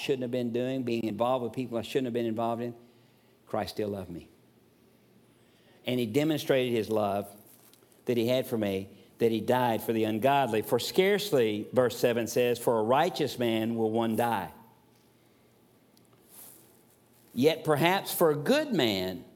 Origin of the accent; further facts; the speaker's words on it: the South, United States; Growing up in the South, my parents were Methodists